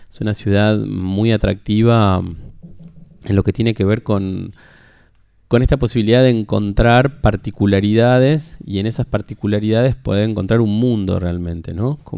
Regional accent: Rosario, Santa Fe, Argentina; moved away as an adult; now in Buenos Aires, Argentina; Bueno, hace 10 años que ando por Buenos Aires. 10 em, años ya. Yo soy rosarino y mm, me vine, si bien trabajé desde mis jóvenes comienzos, por ahí por el año 2000

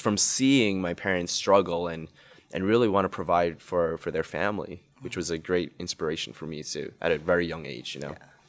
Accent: New York City, New York, United States; I grew up in Queens Woodside, oh. so I was born and raised all my life there.

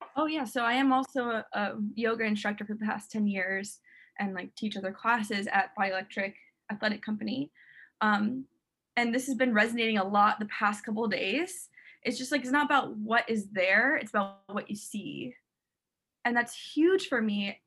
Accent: St. Petersburg, Florida, United States; now in Miami, United States; And then like I moved to Miami in South Florida, and I'm from St. Petersburg

